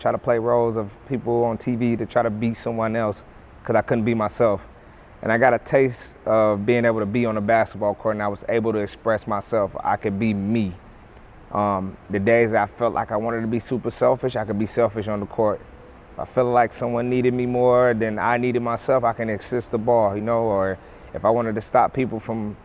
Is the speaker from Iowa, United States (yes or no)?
no; St. Paul, Minnesota, United States; also born or lived in Chicago, Illinois; I was born in Chicago, and then I pretty much grew up in St. Paul